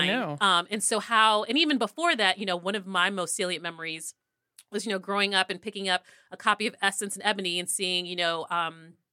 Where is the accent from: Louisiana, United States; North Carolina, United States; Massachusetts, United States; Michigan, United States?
North Carolina, United States; Durham; And I'm from Durham.